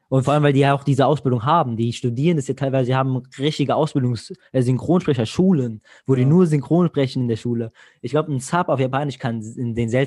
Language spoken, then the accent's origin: German; Greece; now in Germany; Zum Beispiel jetzt ich als Grieche so, bei uns wird nichts synchronisiert im Fernseher in Griechenland